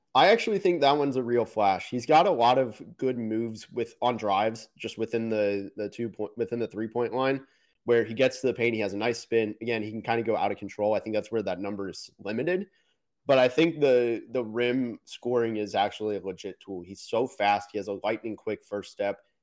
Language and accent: English; Orlando, Florida, United States; I was born in Orlando